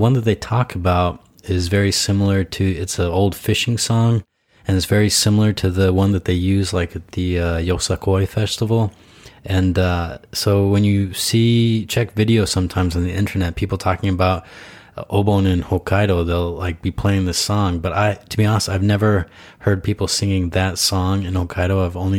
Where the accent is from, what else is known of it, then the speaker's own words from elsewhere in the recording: Idaho, United States; Yeah, I'm originally from Idaho, man.